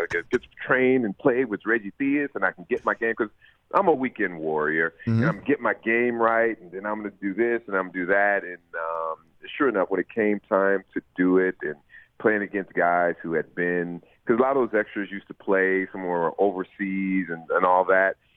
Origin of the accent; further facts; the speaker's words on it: Los Angeles, California, United States; born and raised in Los Angeles